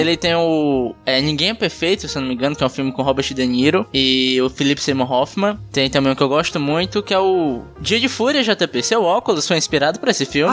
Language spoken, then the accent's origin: Portuguese; Pacatuba, Ceará, Brazil; Nascido e criado na Pacatuba.